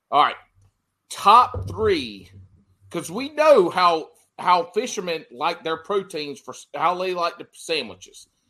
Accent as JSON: {"language": "English", "region": "South Carolina", "country": "United States", "tie": "born or raised there", "said": "I grew up in South Carolina"}